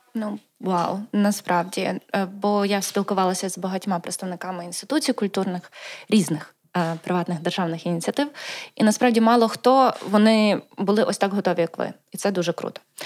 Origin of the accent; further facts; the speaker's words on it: Lviv, Lviv Oblast, Ukraine; Перший раз виїхала я з Львівської області, е, я народжена у Львові. Це було, мабуть, мені було років 10